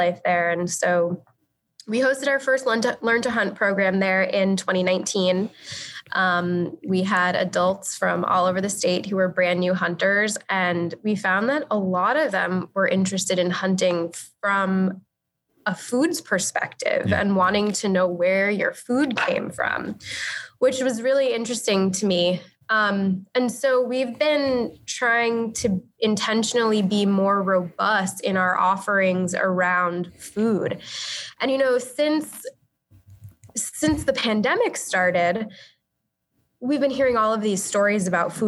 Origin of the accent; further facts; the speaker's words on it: Long Island, New York, United States; I grew up on Long Island